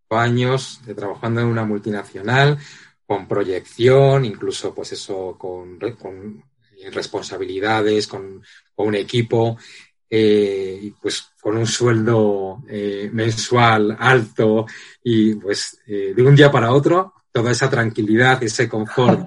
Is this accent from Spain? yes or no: yes; Madrid, Community of Madrid, Spain; soy soy de Madrid, de, de, nací en Madrid